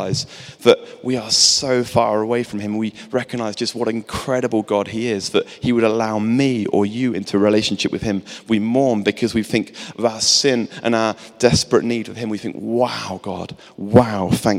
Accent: England, United Kingdom; I'm English

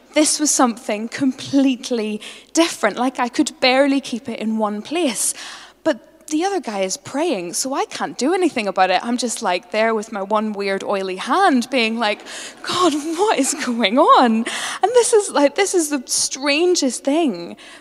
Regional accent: Northern Ireland, United Kingdom; I'm a Northern Irish Presbyterian

